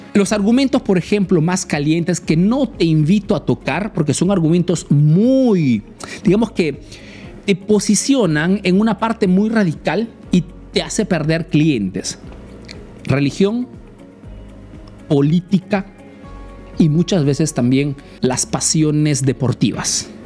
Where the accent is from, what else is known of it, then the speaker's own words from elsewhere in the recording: Peru; now in Italy; soy un emprendedor peruano que vive hace años en Italia